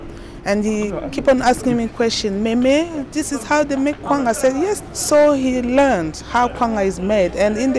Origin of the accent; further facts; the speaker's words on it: DR Congo; moved away as an adult; now in United Kingdom; I'm from Democratic Republic of Congo origin, and I've been living in the country for the last 23 years.